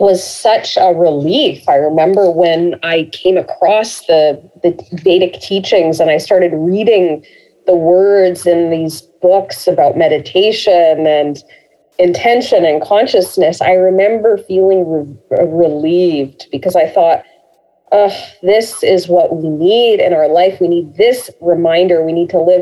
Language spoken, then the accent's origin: English; Canada; growing up in Canada and in a very multicultural kind of community